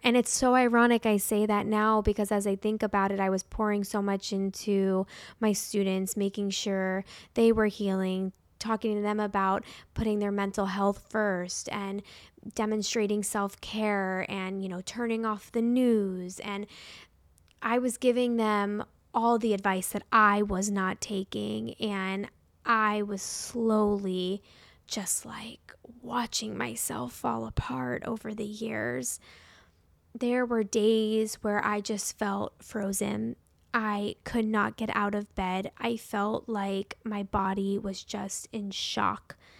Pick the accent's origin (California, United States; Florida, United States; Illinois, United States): Florida, United States; Parkland; my first year of teaching in Parkland, Florida. I was only twenty-two when this happened. I was fresh out of college, the most excited to be back at the high school I graduated from